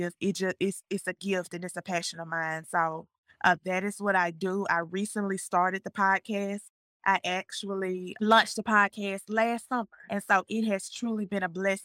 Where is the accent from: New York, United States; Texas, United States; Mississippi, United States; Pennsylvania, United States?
Mississippi, United States; Jackson; moved away as an adult; also born or lived in Hattiesburg, Mississippi / McComb, Mississippi; now in Martinez, Georgia, United States; I am from Jackson, Mississippi. I left Jackson, Mississippi